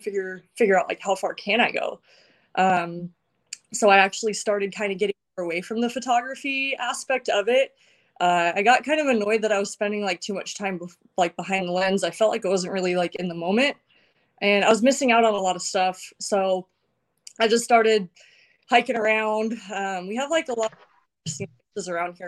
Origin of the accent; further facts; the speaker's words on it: Paradise, California, United States; I'm from Paradise, California